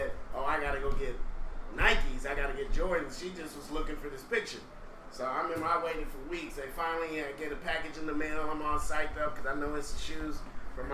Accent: Austin, Texas, United States; also born or lived in Houston, Texas; So I pretty much grew up in Austin, and that's where I really started doing music.

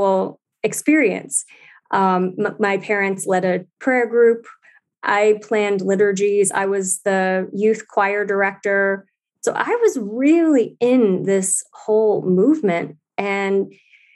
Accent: St. Louis, Missouri, United States; I was born in St. Louis, Missouri

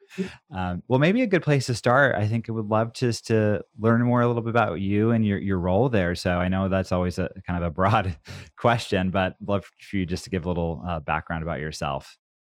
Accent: Oregon, United States; I grew up here

